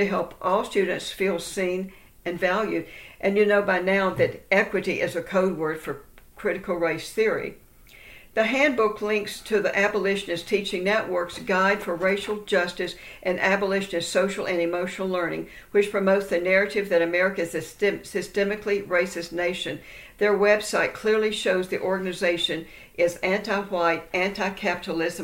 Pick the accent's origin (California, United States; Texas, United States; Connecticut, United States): Texas, United States; my home state of Texas